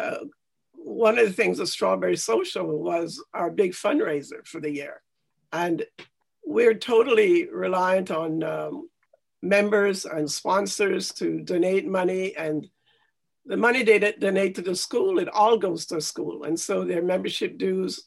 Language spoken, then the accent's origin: English; Jamaica; now in Canada; I grew up in Jamaica and I went to a basic school in Jamaica